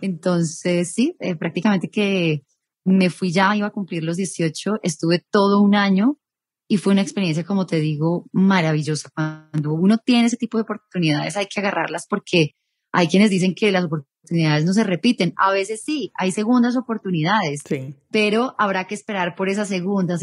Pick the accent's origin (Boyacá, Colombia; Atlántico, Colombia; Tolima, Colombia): Tolima, Colombia; Ibagué; moved away as an adult; now in Bogotá, Colombia; soy nacida en Bogotá, pero criada en la capital musical de Colombia